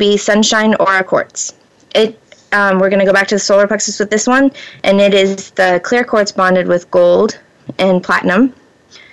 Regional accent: Florida, United States; now in Pacific Northwest, United States; I was born and raised in Florida.

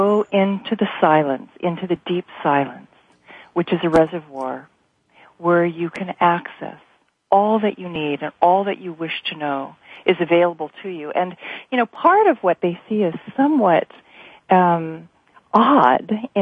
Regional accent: Hawaii, United States; also born or lived in South Pacific; being Native Hawaiian growing up

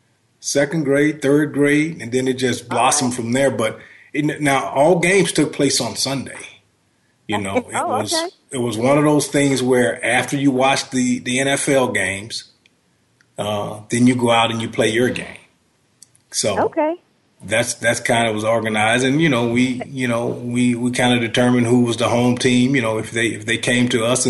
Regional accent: Shreveport, Louisiana, United States; I grew up in Shreveport, Louisiana, and we were more close to Texas and Arkansas

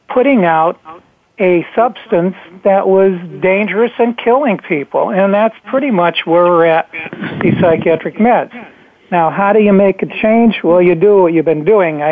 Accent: Dunmore, Pennsylvania, United States; moved away; I was back there at the time in my hometown, I was back in Dunmore, Pennsylvania, which is right next to Scranton

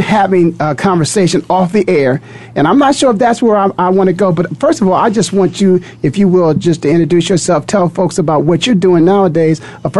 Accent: Canton, Ohio, United States; I'm born and raised in Canton, Ohio.

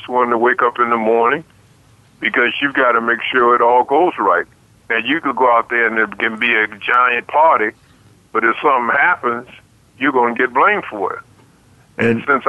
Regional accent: Washington, District of Columbia, United States; moved away; also born or lived in New York; Washington, D.C., my hometown

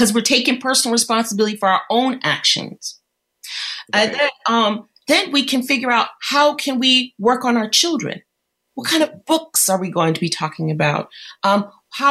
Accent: Detroit, Michigan, United States; I grew up in Detroit and I went to school in the 70s.

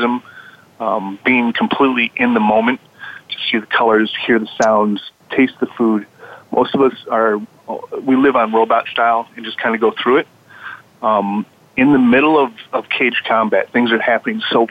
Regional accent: Midwest, United States; we grew up in the Midwest in the 70s

